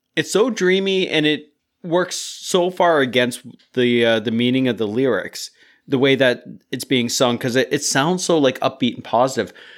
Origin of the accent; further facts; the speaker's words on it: Canada; we're North American, Canadian